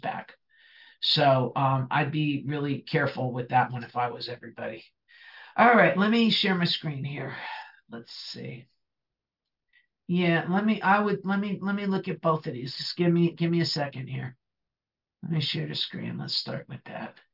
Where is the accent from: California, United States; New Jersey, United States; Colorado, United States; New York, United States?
New Jersey, United States; accent: Bronx; I talk like I'm from the Bronx because I grew up in New Jersey